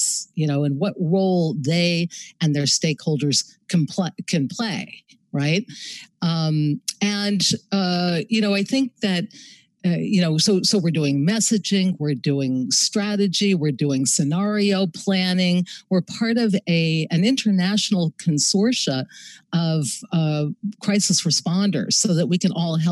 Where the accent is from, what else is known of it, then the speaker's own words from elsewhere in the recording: Los Angeles, California, United States; moved away as an adult; also born or lived in New York City; I grew up in Venice Beach, California